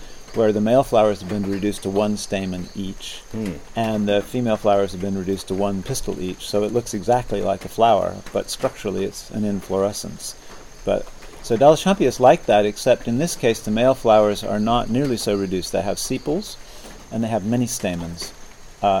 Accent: California, United States; moved away as an adult; also born or lived in Alaska / Norway; now in Isle of Wight, United Kingdom; I grew up in California, got my PhD at UC Davis

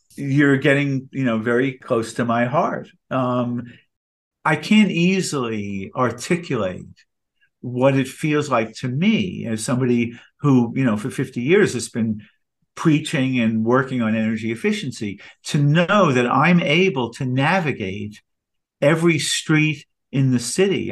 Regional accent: New York, United States; I'm a New Yorker

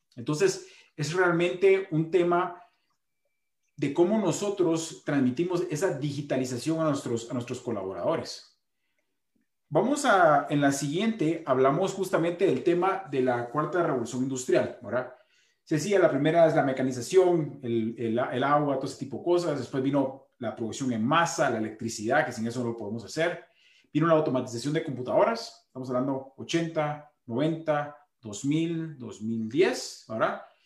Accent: Guatemala; como guatemalteco

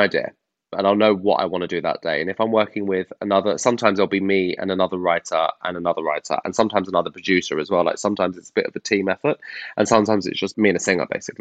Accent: Canterbury, South East England, United Kingdom; now in London, United Kingdom; I grew up in Canterbury in Kent

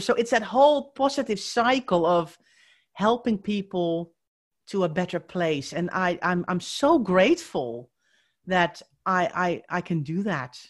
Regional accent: Netherlands; accent: Dutch; moved away; if you are wondering where my accent is from, I am Dutch

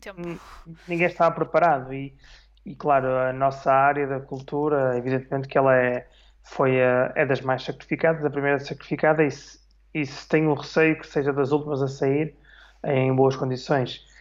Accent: Vila Nova de Famalicão, Braga, Portugal; also born or lived in Porto, Portugal / Switzerland; now in Almada, Portugal; sou de Vila Nova Famalicão, do Minho, nascido e criado.

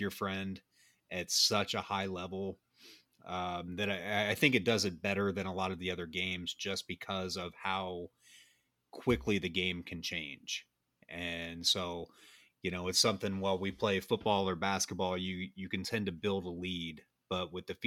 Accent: United States; American soccer fans

